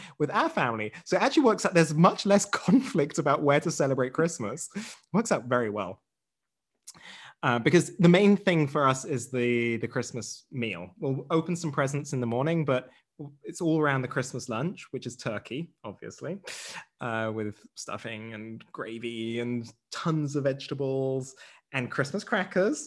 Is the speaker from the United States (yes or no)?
no; England, United Kingdom; now in Germany; I have British heritage.